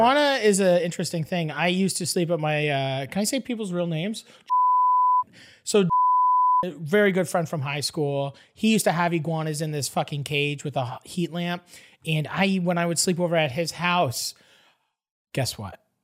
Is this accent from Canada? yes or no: yes; Canada; I'm from Canada